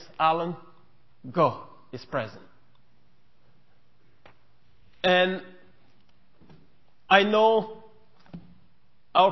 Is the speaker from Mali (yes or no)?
yes; Mali; first language Mienka; English is a second language; On behalf of Malian people